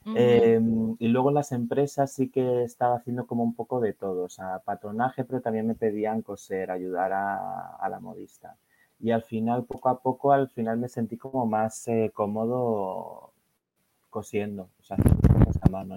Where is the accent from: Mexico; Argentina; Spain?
Spain; Madrid, Community of Madrid; moved away as an adult; now in London, United Kingdom; vivo en Londres, eh, pero originalmente soy de Madrid, de España